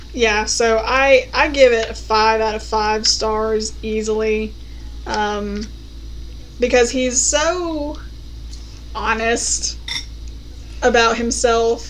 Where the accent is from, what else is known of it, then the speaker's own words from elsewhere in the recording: United States; as an American